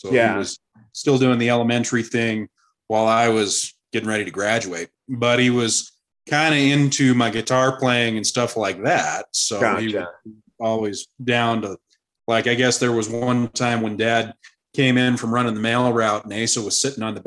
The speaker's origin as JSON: {"language": "English", "town": "Lusk", "region": "Wyoming", "country": "United States", "tie": "born or raised there", "said": "Born and raised in Lusk, Wyoming"}